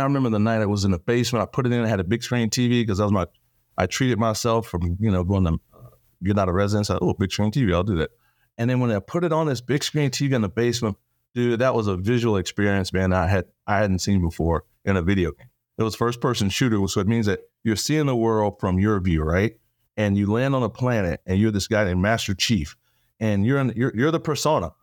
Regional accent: Texas, United States; accent: Texan; born and raised Texas, small town

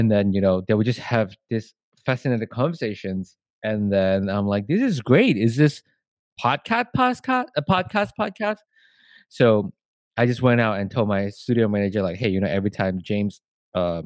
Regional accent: Malaysia; moved away; I'm from Malaysia

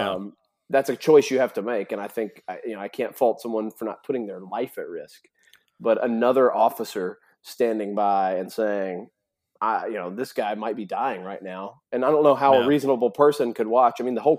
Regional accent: Tennessee, United States; because believe it or not, growing up in Tennessee, that happens at some family gathering, some extended family.

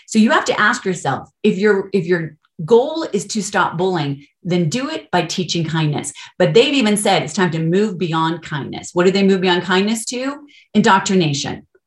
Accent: Colorado, United States; moved away as an adult; also born or lived in California; I'm actually from Colorado, I'm not from California, grew up here, but we moved back

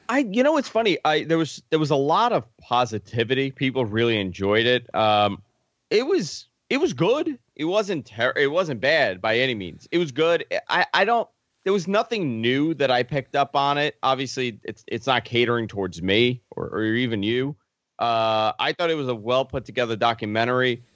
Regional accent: New York, United States; growing up in New York

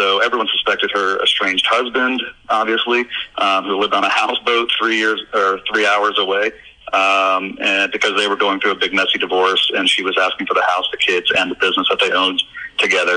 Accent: Orlando, Florida, United States; born or raised there

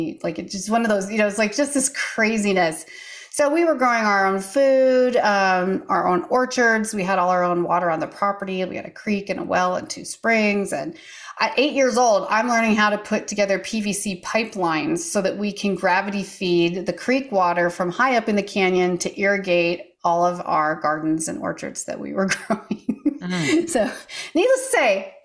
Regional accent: Eastern Washington State, United States; moved away as an adult; also born or lived in Seattle area, Washington / Tennessee; I grew up way out in the middle of nowhere, literally in the wilds of Eastern Washington State, which is literally nowhere

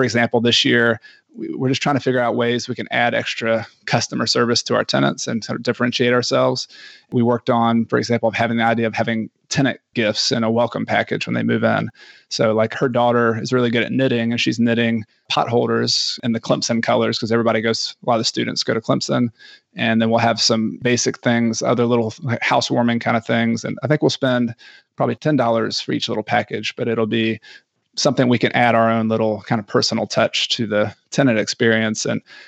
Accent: Ecuador; And I am from Ecuador.

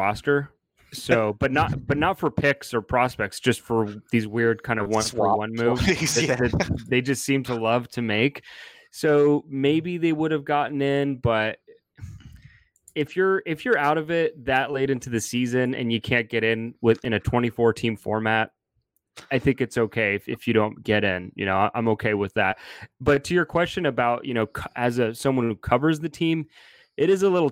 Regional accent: California, United States; also born or lived in Montreal, Canada; I'm originally from Montreal and grew up in California, moved out here when I was a young kid

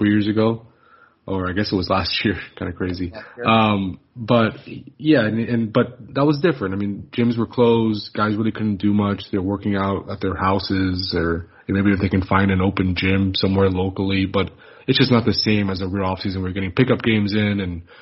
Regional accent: Miami, Florida, United States; growing up in Miami

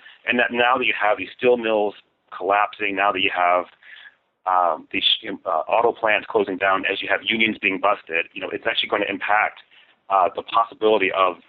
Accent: Buffalo, New York, United States; moved away; And I'm from Buffalo

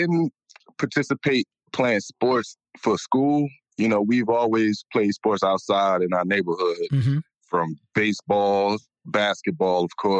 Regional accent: Newark, New Jersey, United States; Well, I grew up in the South Ward, North, the weak wake section. And I grew up on the weak wake section.

